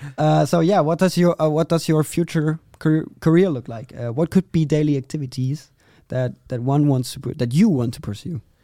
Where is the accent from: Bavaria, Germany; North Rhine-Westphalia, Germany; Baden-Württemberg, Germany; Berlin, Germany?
North Rhine-Westphalia, Germany; Vreden; I'm from a very small city, uh, in Germany, Vreden.